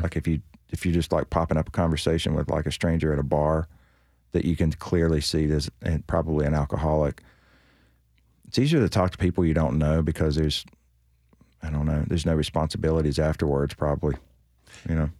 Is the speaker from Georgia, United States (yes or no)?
no; North Carolina, United States; moved away as an adult; now in Nashville, United States; a girl in my hometown in North Carolina